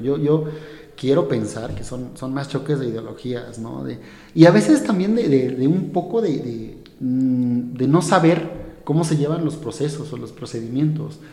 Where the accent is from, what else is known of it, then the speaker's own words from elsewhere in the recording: Hidalgo, Mexico; soy mexicano, ¿no? Y yo, vengo de, del estado de Hidalgo